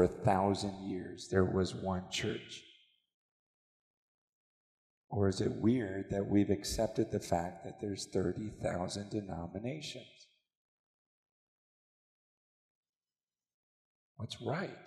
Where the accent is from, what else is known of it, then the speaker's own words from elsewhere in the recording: United States; growing up in America